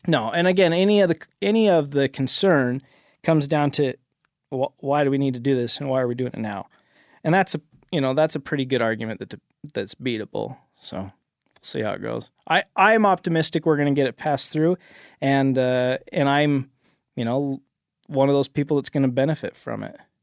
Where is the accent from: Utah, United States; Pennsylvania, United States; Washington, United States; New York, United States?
Utah, United States; Cache Valley; I am in the state legislature back home in Utah. So I am from Cache Valley